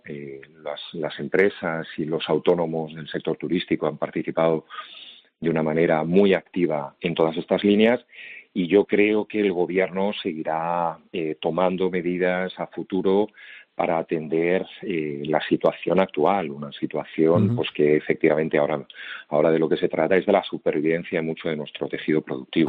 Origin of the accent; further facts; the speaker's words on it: Spain; como español y además como funcionario